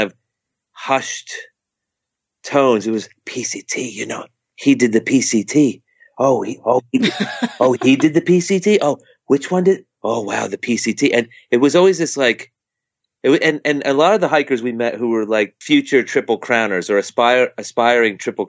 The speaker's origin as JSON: {"language": "English", "area": "near Harriman State Park, East Coast", "region": "New York", "country": "United States", "tie": "born or raised there", "said": "I've grew up on the East Coast. I grew up right near Harriman State Park"}